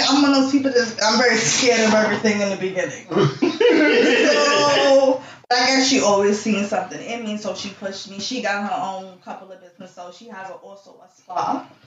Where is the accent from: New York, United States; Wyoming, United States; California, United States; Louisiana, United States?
New York, United States; New York City; also born or lived in Albany, New York; I was born in Albany, New York, with the cows and the chickens, but I was raised in Flatbush